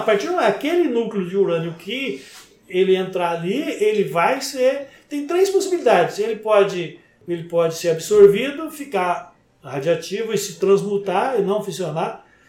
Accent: Brazil; porque eu sou brasileiro

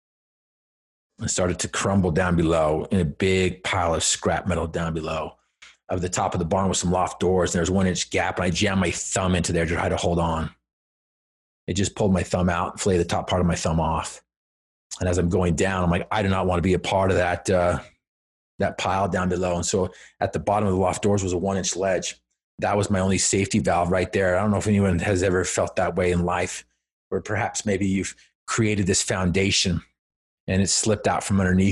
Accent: Cache Valley, Utah, United States; I'm from Cache Valley, up there where, you know, Utah State is

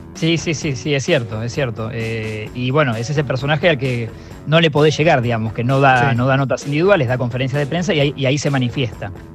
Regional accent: Argentina; en Argentina somos todos técnicos

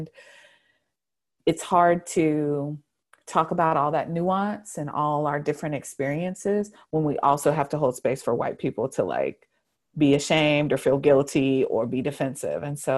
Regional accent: the South, United States; because I grew up in the South. I grew up at church.

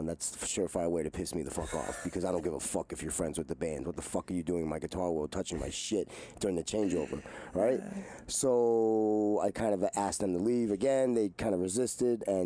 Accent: New York City, New York, United States; I grew up in Forest Hills Middle Village

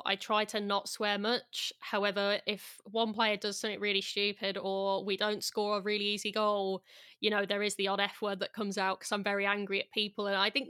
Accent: West Midlands, United Kingdom; accent: Brummie; And I've kind of lost my Brummy accent a little bit since living over in various different countries, since, like, going to university.

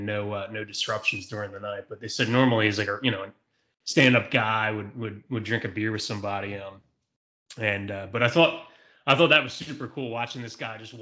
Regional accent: Philadelphia, Pennsylvania, United States; we're from Philadelphia

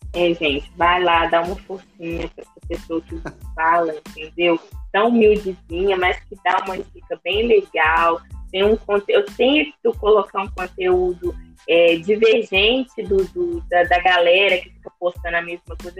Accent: Brazil; como boa brasileira que eu sou

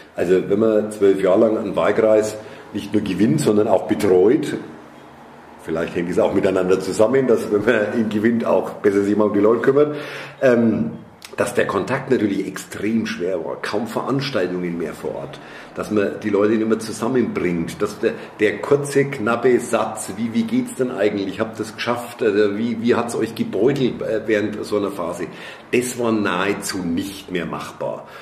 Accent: Nuremberg, Bavaria, Germany; in Nürnberg geboren, zur Schule gegangen, zu studiert und wenn alles gut läuft, dann sterbe ich hier wahrscheinlich auch. Also äh, klassische Form von Sozialisation mitten in Nürnberg

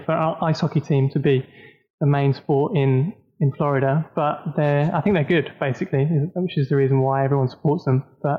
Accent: Horsham, South East England, United Kingdom; moved away as an adult; also born or lived in Allentown, Pennsylvania / Birmingham / London; now in Tampa, United States; So I'm originally from West Sussex, Horsham. That's kind of where I went to school. I lived in America for 3 years when I was 11 to 14.

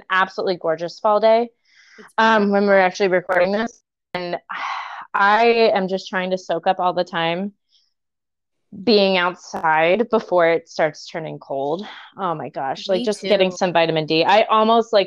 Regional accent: Virginia, United States; I'm originally from Virginia

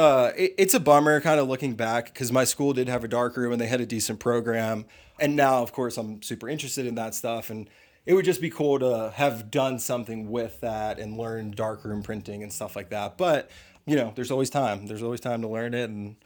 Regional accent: Pennsylvania, United States; moved away as an adult; now in Colorado, United States; But yeah, I'm from Pennsylvania, and I just recently moved out here to Colorado, let's say 7 months ago.

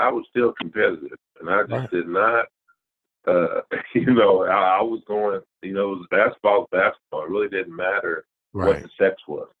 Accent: Indianapolis, Indiana, United States; I'm from Indianapolis. I'm here. I'm a graduate of Christmas Addicts High School. I actually went to Northwest my first 3 years.

